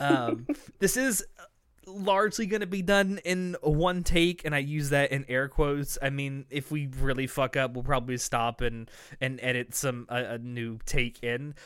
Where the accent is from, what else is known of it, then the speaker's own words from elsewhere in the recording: American South, United States; accent: Southern American; a American accent with a Southern, like, draw to it